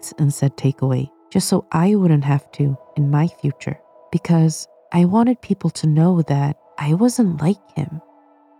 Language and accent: English; Sweden; moved away as an adult; now in United Kingdom; I grew up in Sweden